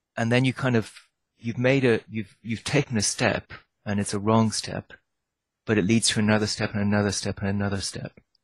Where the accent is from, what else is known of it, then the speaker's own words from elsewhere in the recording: Ireland; I grew up in Ireland